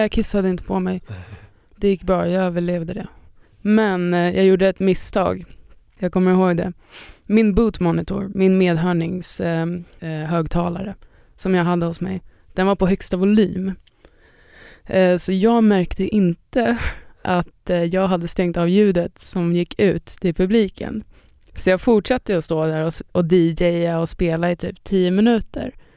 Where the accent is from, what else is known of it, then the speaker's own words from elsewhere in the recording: Sweden; jag är en DJ från Sverige